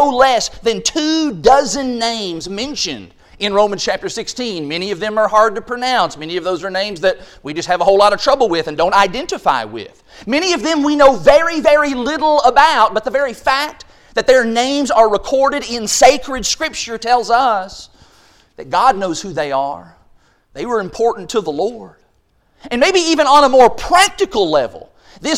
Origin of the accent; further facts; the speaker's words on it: Quail, Kentucky, United States; our cable channel growing up in Quail, Kentucky, it was channel number 10